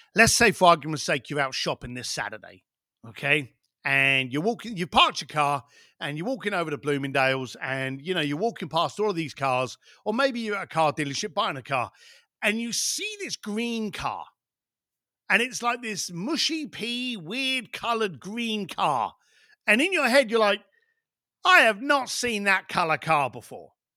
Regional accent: London, United Kingdom; I was born in East Len, East End London

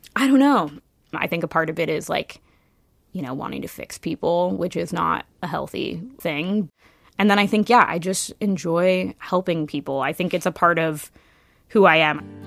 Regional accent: Kirkland, Washington, United States; now in Seattle, United States; Yeah, so I grew up in Kirkland on the east side of Seattle. Um, I lived there my whole life until I moved to the city when I was twenty-five, twenty-six.

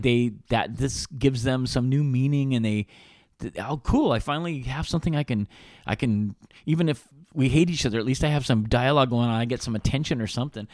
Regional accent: Reno, Nevada, United States; we grew up in Reno

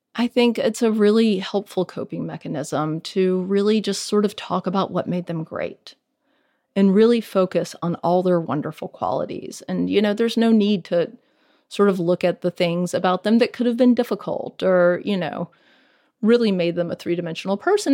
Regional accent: Greenville, Mississippi, United States; moved away; This is my hometown

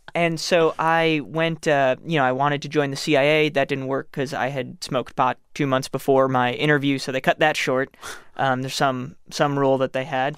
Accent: New York City, New York, United States; I'm from New York City

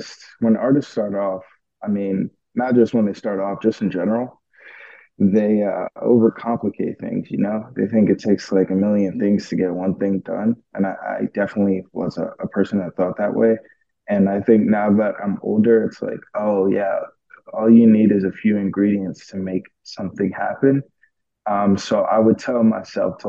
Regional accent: New York, United States; I'm from New York

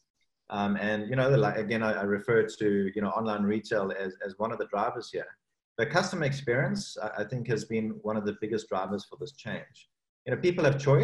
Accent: South Africa; moved away; also born or lived in Cape Town; my home country, South Africa, and that's Cape Town, where I spent a lot of my early career life

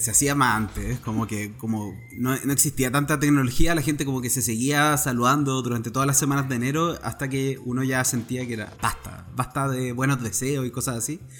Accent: Chile; por primera vez lo hacen tres chilenos.

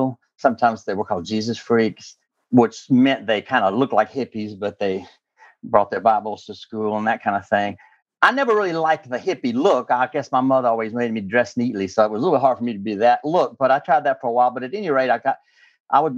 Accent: southern Alabama, United States; moved away as an adult; now in Alexandria, United States; I'm originally from the Deep South. I'm that little part of Alabama that hangs down between Mississippi and Florida on the Gulf Coast. That's where I'm from originally

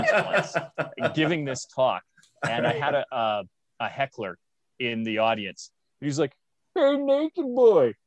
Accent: Canada; I'm Canadian

